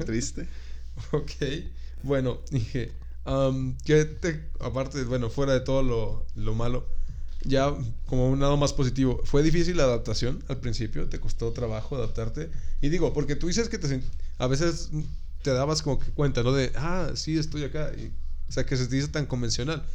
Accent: Mexico; uno como mexicano que me tocó ir para el otro lado

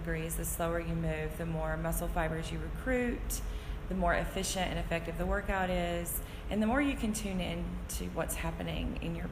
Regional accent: Burnsville, North Carolina, United States; also born or lived in Hawaii; I grew up in Burnsville

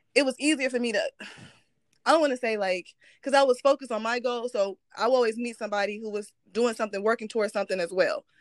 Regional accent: Midwest, United States; We're from the Midwest

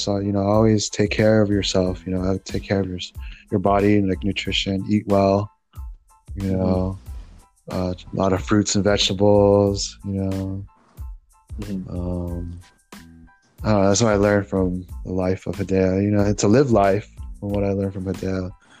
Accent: United States; You know, that's a really good question because being Filipino American.

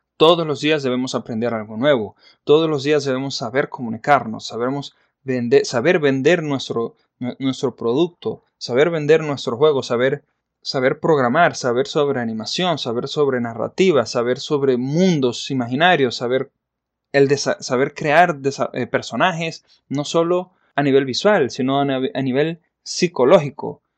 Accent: Maracaibo, Zulia, Venezuela; Yo soy venezolano, nacido en la ciudad de Maracaibo en el año de 1983.

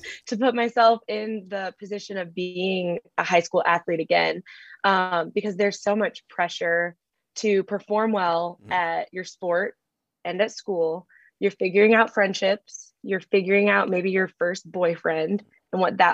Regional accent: Chesterton, Indiana, United States; I'm from Northwest Indiana, a town called Chesterton

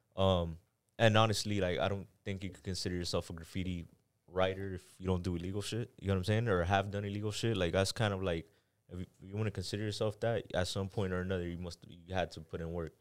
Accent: Miami, Florida, United States; also born or lived in Panama / Kendall; Miami, I was here for a couple months, went to Panama. And then I grew up in Panama. I'm gonna say I was there for maybe, like, three years, came out here two years, went back to Panama three years, came back out here till now

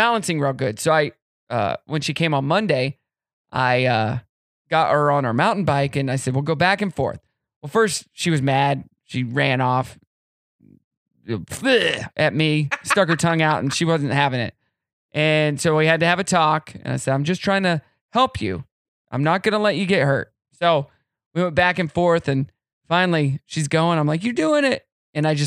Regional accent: Meade, Kansas, United States; moved away; I'm from Meade, Kansas, and it's like 15, 20 minutes away

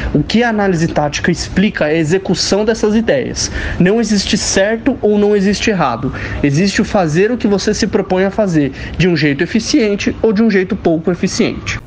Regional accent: São Paulo, Brazil; also born or lived in ABC Paulista; Sou de São Paulo, morei muito tempo no ABC Paulista

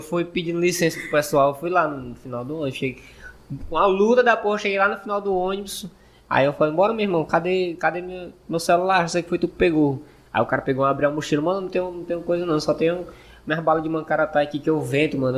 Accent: Northeast Region, Brazil; accent: nordestino; meu sotaque de sé que eu, que eu sou nordestino

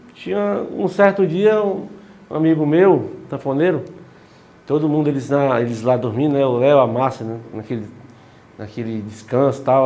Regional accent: Quixadá, Ceará, Brazil; eu sou de Quixadá

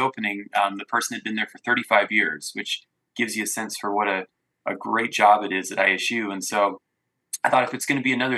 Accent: American Falls, Idaho, United States; I'm from Southeast Idaho, grew up in American Falls.

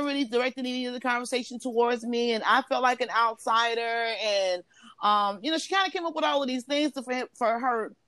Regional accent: Chicago, Illinois, United States; I'm Chicagoan

